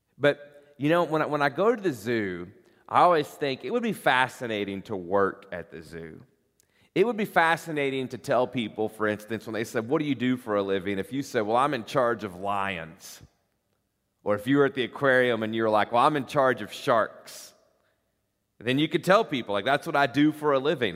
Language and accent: English; Corbin, Kentucky, United States; now in Northern Kentucky, United States; I grew up in Corbin, Kentucky, population seven thousand